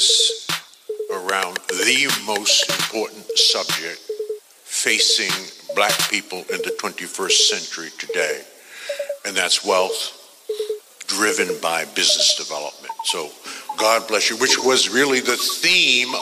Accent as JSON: {"language": "English", "town": "New York City", "region": "New York", "country": "United States", "tie": "born or raised there", "said": "1945, I was born in Bed-Stuy, Brooklyn, New York"}